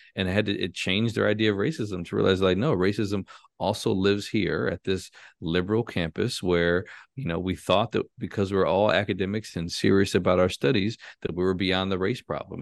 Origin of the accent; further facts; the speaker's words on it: Chicago, Illinois, United States; I'm from Chicago. Um, you know, born and raised on the north side of Chicago